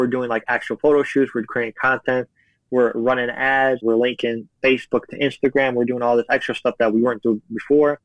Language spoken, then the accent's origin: English; Chicago, Illinois, United States; I grew up in Chicago